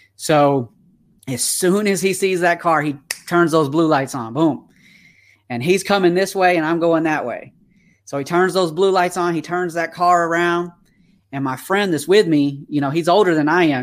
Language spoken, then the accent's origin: English; Atlanta, Georgia, United States; accent: twang; now in California, United States; I am originally from Atlanta, Georgia when I was born